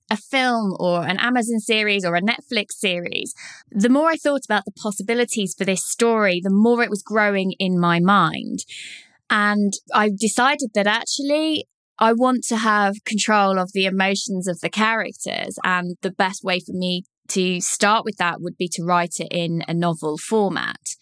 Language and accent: English; Leighton Buzzard, East of England, United Kingdom; Leighton Buzzard, my hometown